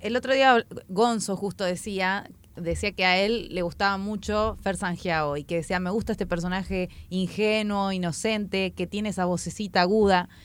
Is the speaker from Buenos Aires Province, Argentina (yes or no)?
no; Chubut, Argentina; moved away as an adult; now in Buenos Aires, Argentina; Yo soy de Chubut y me rompí el orto para llegar a la UBA